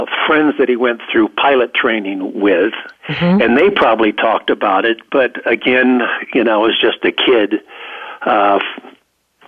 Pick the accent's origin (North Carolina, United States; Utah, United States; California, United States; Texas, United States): California, United States; Pasadena; also born or lived in San Marino, California; I was born in Pasadena, California, home of the Rose Bowl. And I was raised up around that area